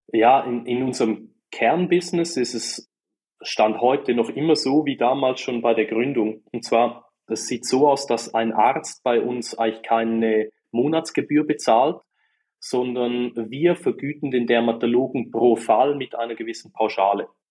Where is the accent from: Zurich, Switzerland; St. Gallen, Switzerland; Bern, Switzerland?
St. Gallen, Switzerland; man hört es auch. Ich komme aus der wunderschönen Schweiz und ganz genau aus der Ostschweiz, aus äh, St. Gallen